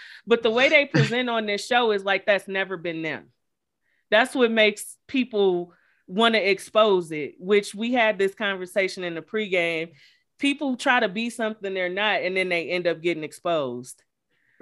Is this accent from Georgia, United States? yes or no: no; Cleveland, Ohio, United States; I'm from Cleveland